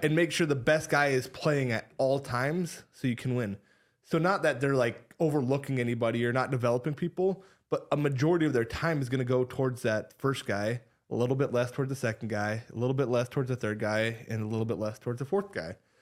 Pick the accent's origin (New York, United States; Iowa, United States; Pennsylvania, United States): Iowa, United States; Ames; growing up in Ames, diehard Cyclone